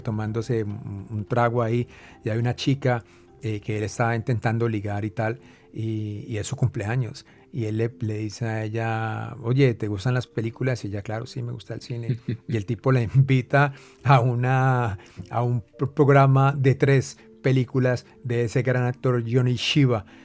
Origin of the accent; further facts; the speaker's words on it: Cali, Valle del Cauca, Colombia; yo crecí viendo películas en un teatro vetusto en, mi tierra natal, Cali